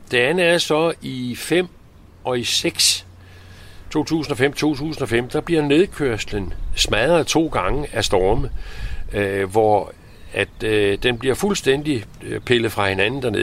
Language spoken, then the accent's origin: Danish; Copenhagen, Capital Region of Denmark, Denmark; moved away as an adult; now in Nørre Lyngby, Denmark; jeg er opvokset med som, som ung i København